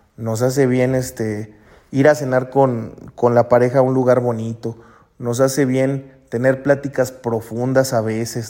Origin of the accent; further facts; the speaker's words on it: Mexico; moved away as an adult; also born or lived in Rome; mi país y acá